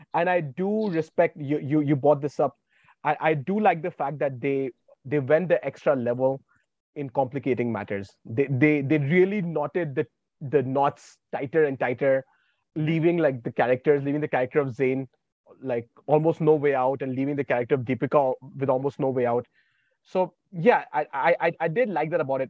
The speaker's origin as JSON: {"language": "English", "town": "Varanasi", "region": "Uttar Pradesh", "country": "India", "said": "I'm from Varanasi uh, in Uttar Pradesh."}